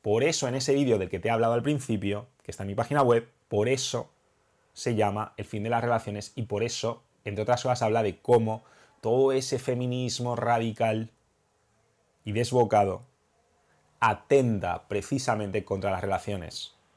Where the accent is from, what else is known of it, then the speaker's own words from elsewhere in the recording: Spain; mi país